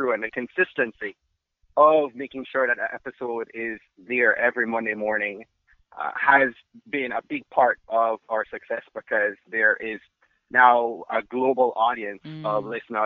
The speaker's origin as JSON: {"language": "English", "country": "Jamaica", "said": "I'm Jamaican"}